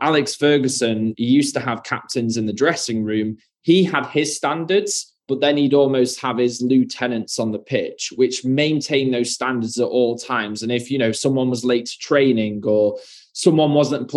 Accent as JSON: {"language": "English", "country": "United Kingdom", "said": "being from the UK, as you can hear from my accent"}